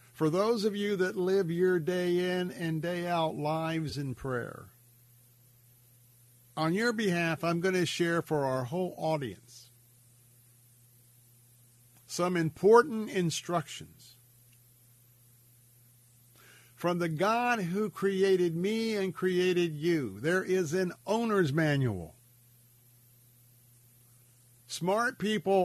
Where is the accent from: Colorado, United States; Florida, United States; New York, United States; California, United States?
Florida, United States; Tampa; I have fond memories of growing up right here in Tampa, growing up in America